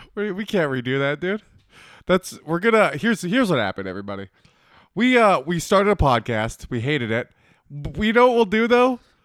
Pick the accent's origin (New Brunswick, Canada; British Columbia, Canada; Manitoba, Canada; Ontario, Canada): Manitoba, Canada; I grew up in Manitoba